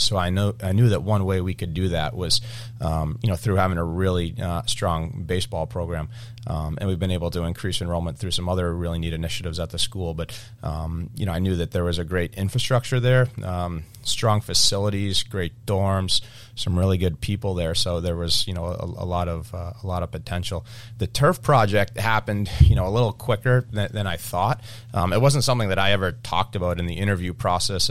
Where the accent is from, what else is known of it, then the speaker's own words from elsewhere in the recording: Cape Cod, Massachusetts, United States; We grew up on the Cape